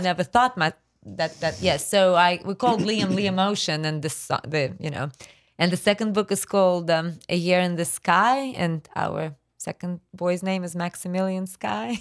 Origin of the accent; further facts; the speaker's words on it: Voronezh, Voronezh Oblast, Russia; English is a second language; moved away as an adult; now in Brunswick, United States; when I was growing up in Russia